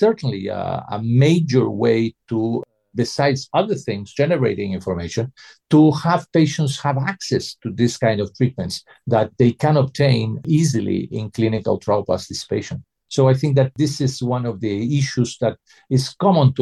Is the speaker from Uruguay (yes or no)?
yes; Uruguay; moved away; I'm from Uruguay originally